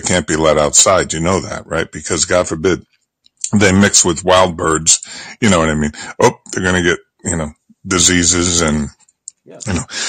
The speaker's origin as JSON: {"language": "English", "town": "Bridgeport", "region": "Connecticut", "country": "United States", "said": "I came from Bridgeport, Connecticut, you know what I mean? Which Paul Newman called the armpit of America, industrial town."}